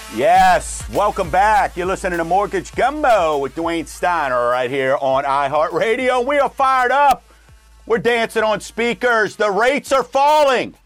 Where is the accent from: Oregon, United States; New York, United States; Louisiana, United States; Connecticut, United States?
Louisiana, United States; Chalmette; I'm from Chalmette